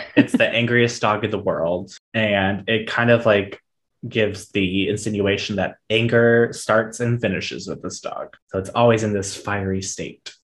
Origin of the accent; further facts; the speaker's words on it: Miami, Orange Park, Florida, United States; when we moved from Miami to Jacksonville, well, technically Orange Park, which is right outside Jacksonville